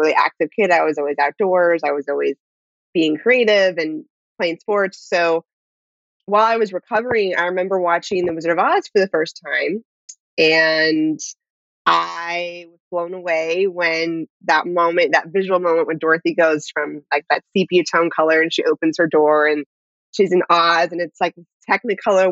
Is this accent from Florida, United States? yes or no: no; Bay Area, Northern California, United States; I grew up in Northern California in the Bay Area.